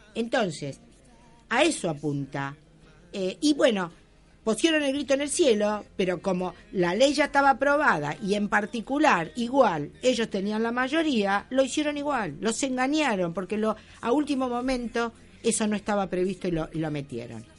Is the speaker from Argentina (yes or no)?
yes; Argentina; nosotros somos argentinos